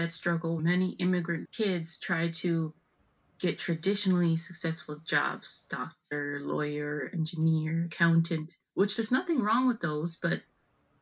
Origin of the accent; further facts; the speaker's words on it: United States; I'm American, but I grew up speaking both